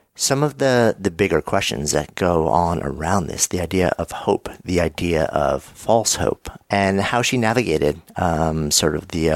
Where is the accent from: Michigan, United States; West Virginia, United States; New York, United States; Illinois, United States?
New York, United States; I grew up right outside of New York City.